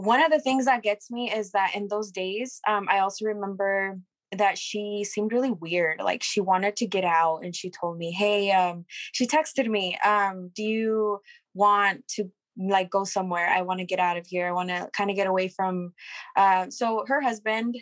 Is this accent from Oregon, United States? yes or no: yes; Hermiston, Oregon, United States; We are from Hermiston, Oregon. It's just a little town out here in Oregon